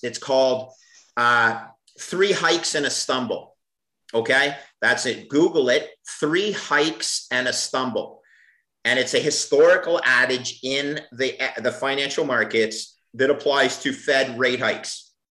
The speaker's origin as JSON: {"language": "English", "country": "Canada", "said": "I'm Canadian"}